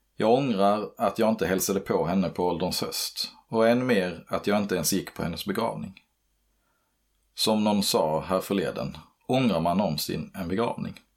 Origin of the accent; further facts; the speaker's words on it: Örkelljunga, Skåne, Sweden; Hemmet jag växte upp i låg utanför Örkelljunga i Boalt.